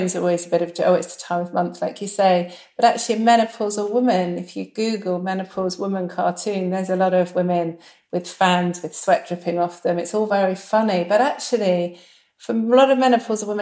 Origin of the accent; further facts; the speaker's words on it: United Kingdom; we're very British